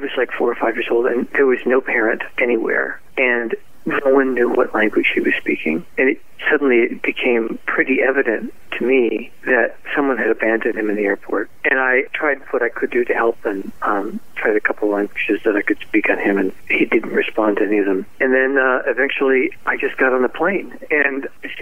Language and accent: English; Cleveland, Ohio, United States; moved away; also born or lived in Strongsville, Ohio; I'm a Clevelander